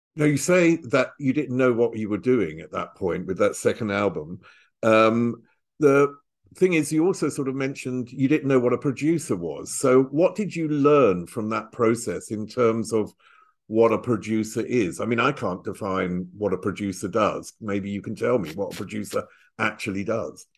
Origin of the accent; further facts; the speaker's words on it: Chelmsford, East of England, United Kingdom; I was brought up in Chelmsford, which is, you know, northeast of London